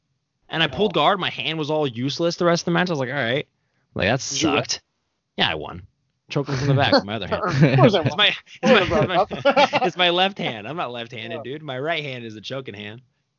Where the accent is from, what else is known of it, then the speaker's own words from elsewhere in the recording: Bellflower, California, United States; born there; also born or lived in Colorado; See, I was born in Bellflower, California